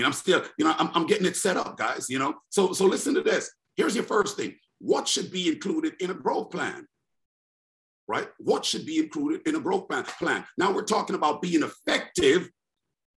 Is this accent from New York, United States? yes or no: yes; New York City, New York, United States; I'm in the NYC. That's my hometown